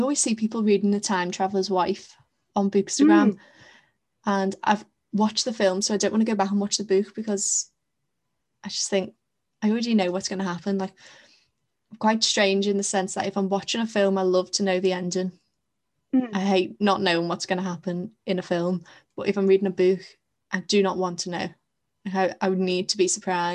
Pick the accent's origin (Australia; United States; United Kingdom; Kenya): United Kingdom; England; being English